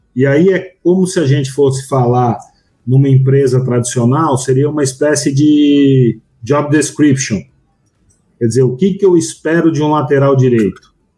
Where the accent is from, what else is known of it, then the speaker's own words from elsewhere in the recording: São Paulo, Brazil; eu sou de São Paulo